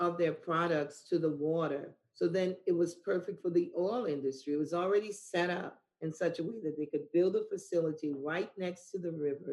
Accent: New Orleans, Louisiana, United States; moved away as an adult; also born or lived in Buffalo, New York; growing up in New Orleans, Louisiana, and having the experience of the petrochemical industry

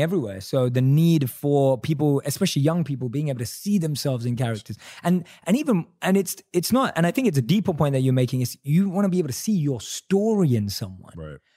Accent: London, United Kingdom; I'm a British Indian, right? Born and raised in London, Indian

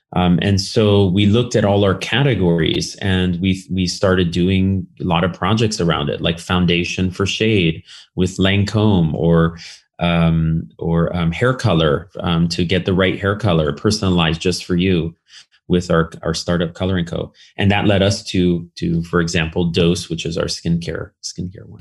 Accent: Berkeley, California, United States; I grew up in California, um, in, in Berkeley specifically

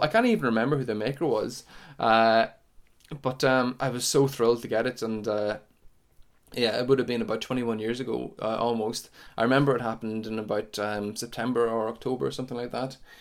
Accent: Sion Mills, Northern Ireland, United Kingdom; I come from Cyan Mills in County Tyrone, just up on the, up on the border, really, a couple of miles from the border, uh, t, uh, of Donegal.

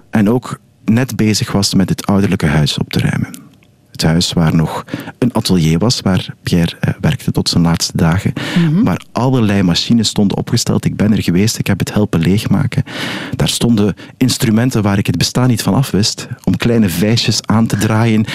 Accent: Ghent, Flanders, Belgium; ik ben een Gentenaar

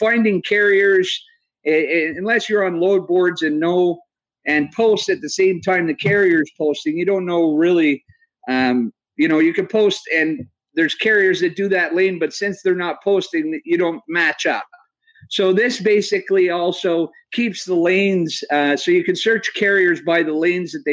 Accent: Canada; I didn't have a driver's license, and I was from Canada, so that created a little bit of hassle when I was 15 years old

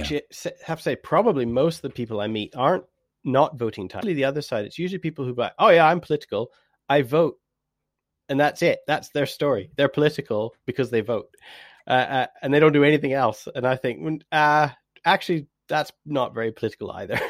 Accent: Canada; now in England; I am Canadian

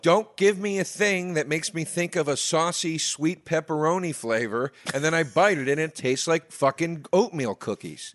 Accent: East Coast, United States; I grew up on the East Coast

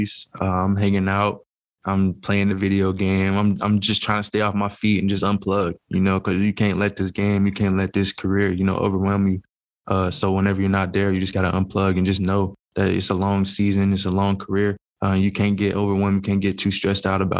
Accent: Tennessee, United States; moved away as an adult; now in Green Bay, United States; I had the opportunity to play for my hometown team

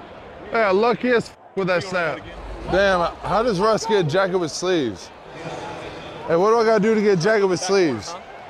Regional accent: Seattle, Washington, United States; we are from Seattle

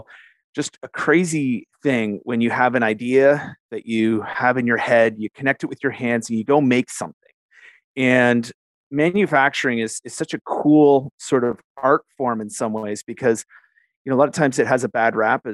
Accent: Canada; also born or lived in Western New York, United States; I'm a Canadian, but worked in the U.S.

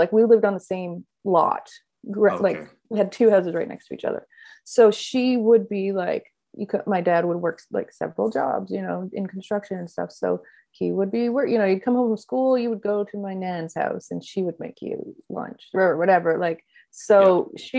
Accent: Yarmouth, Nova Scotia, Canada; also born or lived in Labrador; now in Halifax, Canada; I was born and raised in Yarmouth, Nova Scotia, which is South Shore. It's about a 3.5 drive from Halifax. I was born and raised there. My mother's from Labrador, and my whole side of that family are from Labrador, and a lot of them still live there.

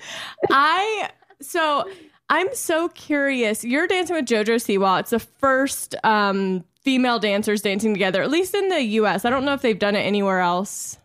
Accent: Louisiana, United States; I'm from Louisiana

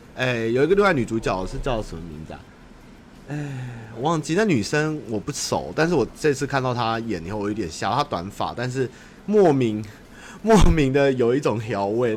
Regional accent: Taipei, Taiwan; 我小时候在台北，比如说那时候中华商场都还在的时候

